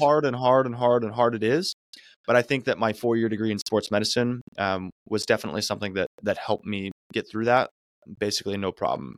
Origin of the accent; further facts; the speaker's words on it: Arizona, United States; now in California, United States; I'm from Arizona